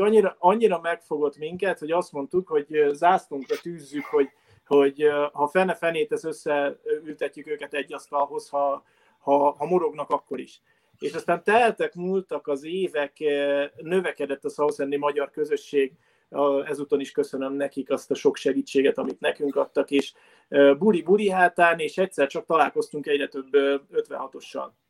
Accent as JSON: {"language": "Hungarian", "country": "Hungary", "also_born_or_lived": "England", "moved": "as an adult", "said": "mint magyarok, mint magyar-magyarok"}